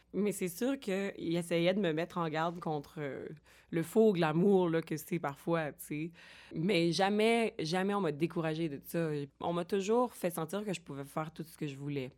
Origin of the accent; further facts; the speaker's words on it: Boucherville, Quebec, Canada; also born or lived in Longueuil; now in Montreal, Canada; Je, je suis née à Longueuil, grandie à Boucherville et j'habite Montréal